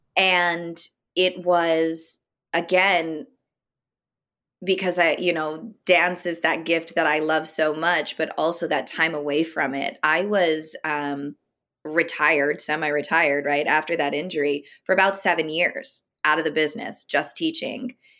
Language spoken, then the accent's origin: English; Elmira, New York, United States; I'm originally from upstate New York, so a little city called Elmira